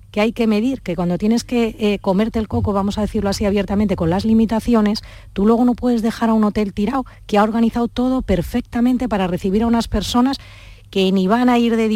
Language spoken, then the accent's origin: Spanish; Santander, Cantabria, Spain; moved away; Y me quedo en tierra sin ir a mi tierra